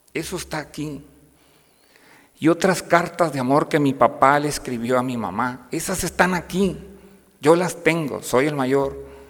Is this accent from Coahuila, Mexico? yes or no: yes; Piedras Negras, Coahuila, Mexico; now in Saltillo, Mexico; soy originario de Piedras Negras, Coahuila